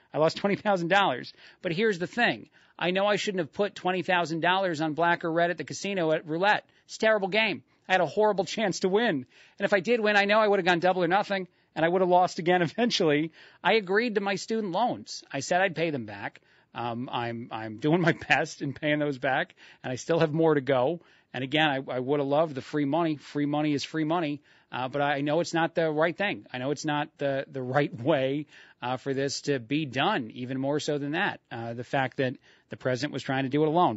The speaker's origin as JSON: {"language": "English", "town": "Union Beach", "region": "New Jersey", "country": "United States", "tie": "born or raised there", "moved": "yes", "said": "my hometown in Union Beach, New Jersey"}